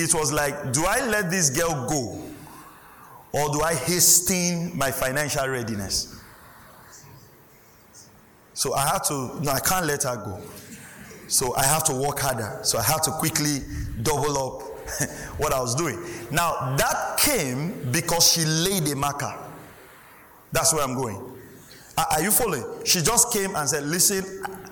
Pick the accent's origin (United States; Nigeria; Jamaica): Nigeria; Delta; I was from Delta